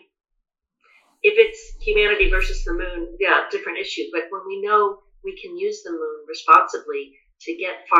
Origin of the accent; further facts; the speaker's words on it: United States; I'm American